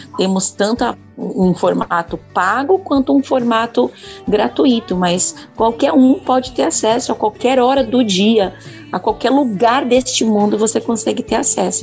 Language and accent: Portuguese; Vargem Grande Paulista, São Paulo, Brazil; also born or lived in São Roque; now in Itu, Brazil; nasci em São Roque, mas fui criada na cidade de Vargem Grande Paulista